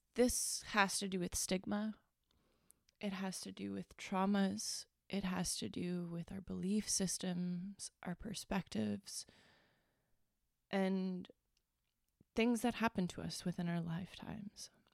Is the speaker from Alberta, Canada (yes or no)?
no; Northern Ontario, Canada; I am from Northern Ontario